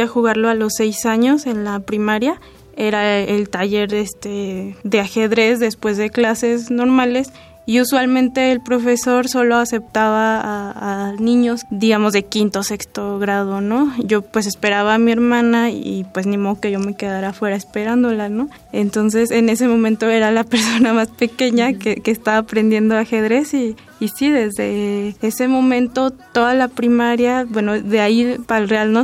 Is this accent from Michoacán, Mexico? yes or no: yes; Michoacán, Mexico; moved away as an adult; also born or lived in Mexico City; vengo de Michoacán hacia la Ciudad de México